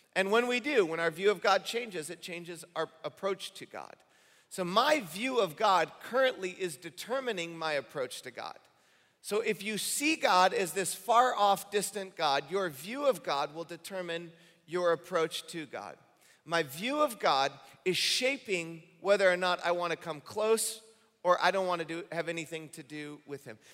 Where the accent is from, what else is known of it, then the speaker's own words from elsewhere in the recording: Michigan, United States; moved away as an adult; I grew up in Michigan